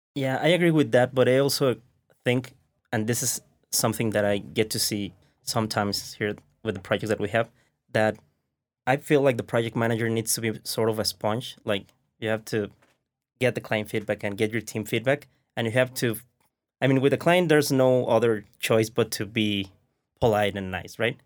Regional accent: Mexico; English is a second language; we are from Mexico

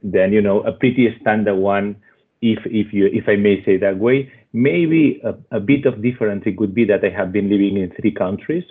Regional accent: Switzerland; accent: Spanish; English is a second language; also born or lived in Spain; I was born in Spain and uh, grown in uh, in Switzerland

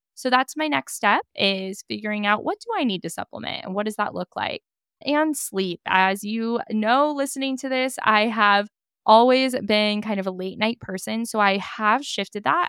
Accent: Napa, California, United States; growing up in Napa, being in Napa

